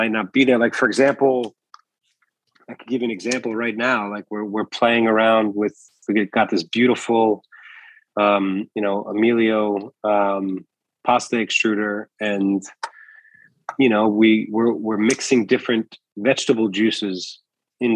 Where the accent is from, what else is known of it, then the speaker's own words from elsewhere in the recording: New York City, New York, United States; I'm also a New Yorker